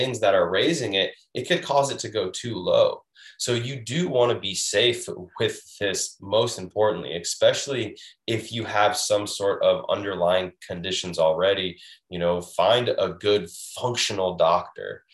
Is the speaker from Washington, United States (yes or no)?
yes; Washington, United States; now in Florida, United States; I'm originally from Washington State, where you can just pour right out of the sink